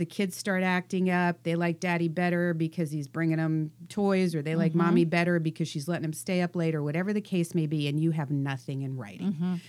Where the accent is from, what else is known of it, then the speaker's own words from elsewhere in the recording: East Coast, United States; moved away; I'm from the East Coast, so we do everything on steroids.